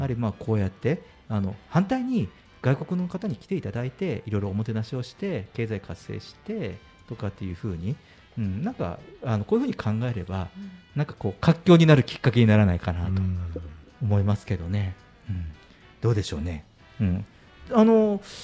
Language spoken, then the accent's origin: Japanese; Fukuoka, Japan; しかも博多の人間なので